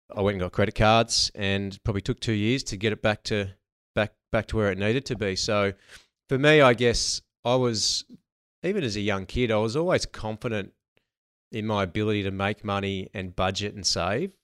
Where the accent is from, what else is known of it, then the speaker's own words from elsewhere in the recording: Narrandera, New South Wales, Australia; moved away as an adult; now in Melbourne, Australia; grew up in a, um, in a small country town called Narandra